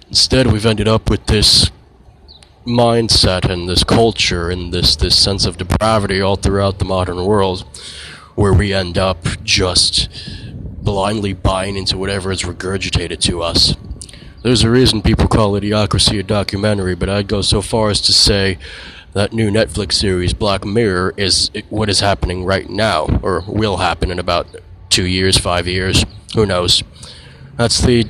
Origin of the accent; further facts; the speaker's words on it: United States; as an American nation